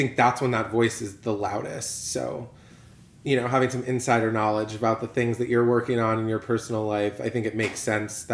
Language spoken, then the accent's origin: English; Connecticut, United States; moved away as an adult; now in Miami, United States; Transplant from Connecticut, born and raised in Connecticut, went to school, undergrad and grad school there